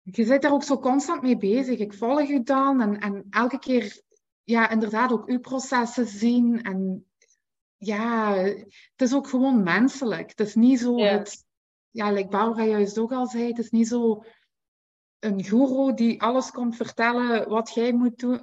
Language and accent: Dutch; Belgium; ik ben van België